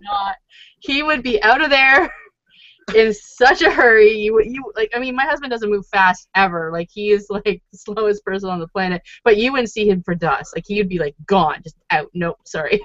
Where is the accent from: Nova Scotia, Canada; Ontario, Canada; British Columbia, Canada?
Ontario, Canada; Toronto; where are you from? And I was like, oh, Toronto